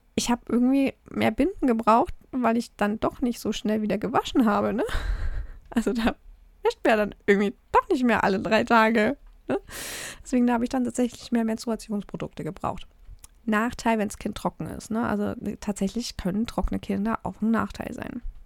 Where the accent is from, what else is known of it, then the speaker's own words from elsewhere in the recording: Germany; bei uns in Deutschland